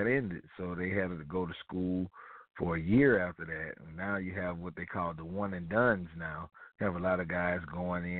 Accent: Mobile, Alabama, United States; I'm from Mobile, Alabama

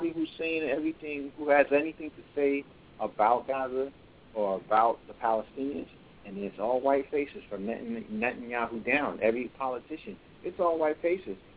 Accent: New York City, New York, United States; I'm from Brooklyn

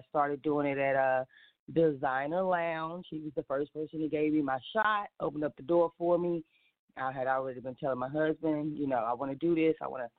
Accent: Charlotte, North Carolina, United States; I am originally from the Queen City, born and raised right here in Charlotte. I love to call myself the queen of the Queen City because, you know, I'm born and raised.

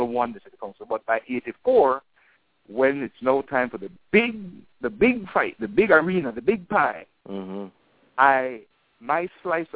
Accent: Belize City, Belize District, Belize; I grew up on Mahogany Street all my life. I knew the area

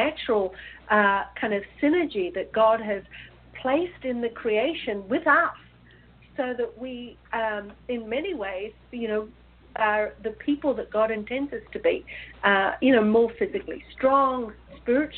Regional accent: Australia; moved away as an adult; also born or lived in New Zealand; growing up in Australia

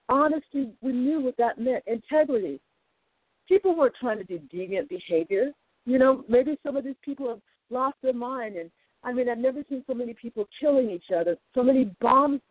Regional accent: United States; We're American citizens

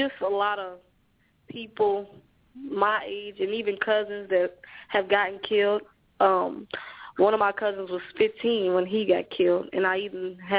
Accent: Louisville, Kentucky, United States; Because I was born in Beecher Terrace housing projects in Louisville, Kentucky

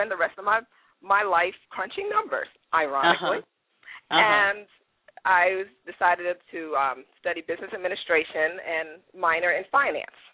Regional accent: Bowie, Maryland, United States; also born or lived in Trinidad / New York; I grew up in Prince George's County, Maryland. Grew up in Bowie

